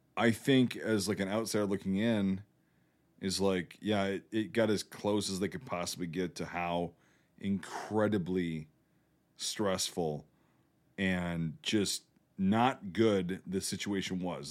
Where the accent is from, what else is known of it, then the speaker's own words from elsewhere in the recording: United States; I'm an American